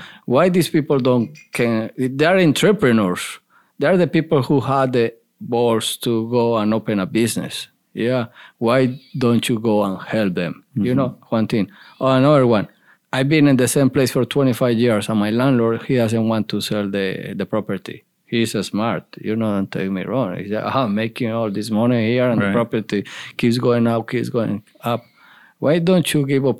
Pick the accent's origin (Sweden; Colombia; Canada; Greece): Colombia; English is a second language; moved away as an adult; also born or lived in Bristol, Tennessee; now in Charlotte, United States; my hometown in Colombia